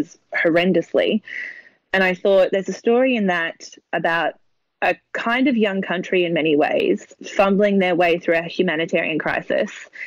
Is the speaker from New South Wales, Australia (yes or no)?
no; Mornington Peninsula, Victoria, Australia; I grew up in the Mornington Peninsula. It's where I still live.